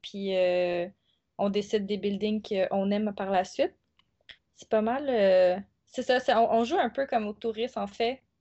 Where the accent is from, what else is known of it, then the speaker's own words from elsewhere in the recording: South Shore, Quebec, Canada; moved away as an adult; now in Montreal, Canada; Originairement, je suis de la rive sud